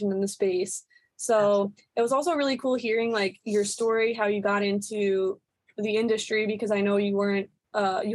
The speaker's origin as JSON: {"language": "English", "region": "East Coast", "country": "Canada", "moved": "yes", "said": "we're from the East Coast"}